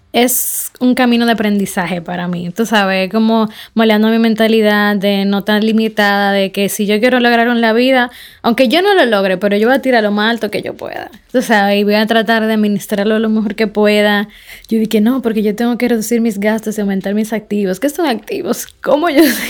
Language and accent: Spanish; Dominican Republic; yo soy una dominicana, eh, joven, empresaria